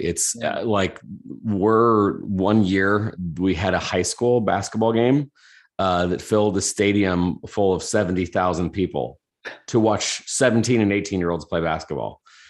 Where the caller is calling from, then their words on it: Indianapolis, Indiana, United States; Indianapolis, Indiana, here in the States.